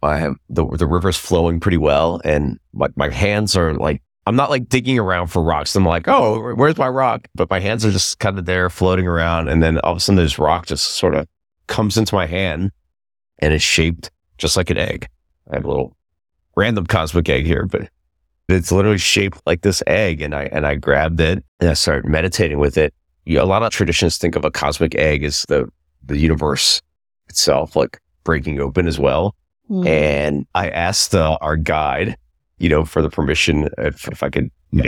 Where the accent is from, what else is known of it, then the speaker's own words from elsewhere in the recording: Russia; moved away; I was born in Russia